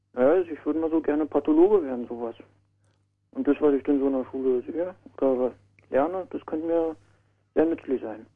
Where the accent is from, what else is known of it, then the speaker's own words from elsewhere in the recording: Stendal, Saxony-Anhalt, Germany; Aus oh, Stendal